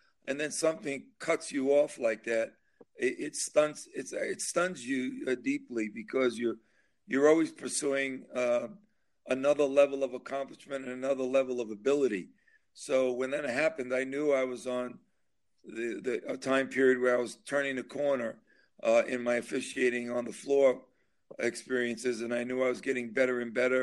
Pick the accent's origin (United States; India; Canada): United States; New York City, New York; growing up in Brooklyn